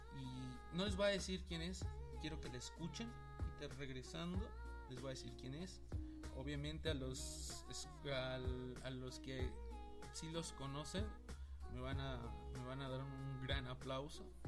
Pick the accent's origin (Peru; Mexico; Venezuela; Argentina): Mexico; hermanos mexicanos que somos